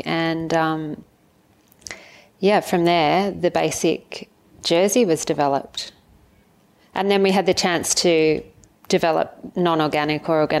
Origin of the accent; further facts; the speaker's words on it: Avalon, New South Wales, Australia; Avalon, my hometown where I grew up